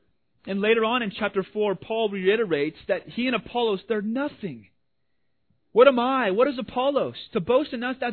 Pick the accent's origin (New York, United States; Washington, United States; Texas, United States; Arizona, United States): Washington, United States; I'm from Washington. Grew up